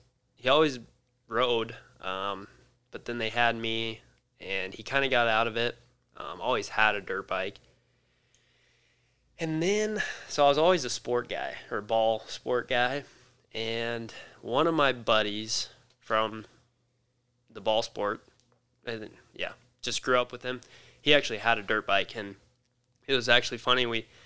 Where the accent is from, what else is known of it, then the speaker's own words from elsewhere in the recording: Scotts Bluff, Nebraska, United States; Scotts Bluff, Nebraska.